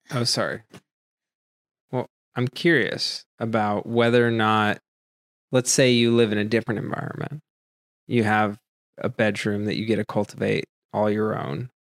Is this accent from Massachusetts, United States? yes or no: yes; Massachusetts, United States; moved away; I grew up in Massachusetts